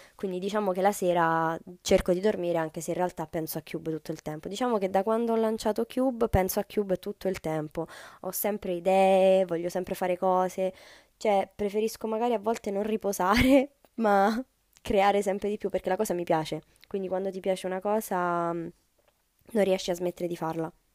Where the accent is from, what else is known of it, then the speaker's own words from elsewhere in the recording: Rome, Lazio, Italy; io sono di Roma, eh, studio qui, vivo